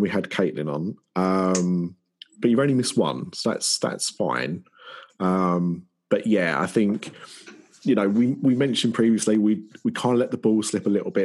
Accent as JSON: {"language": "English", "area": "Essex", "region": "East of England", "country": "United Kingdom", "said": "I'm from Essex"}